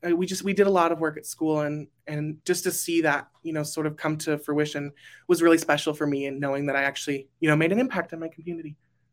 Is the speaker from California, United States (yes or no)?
yes; Burbank, California, United States; I'm from Burbank, California.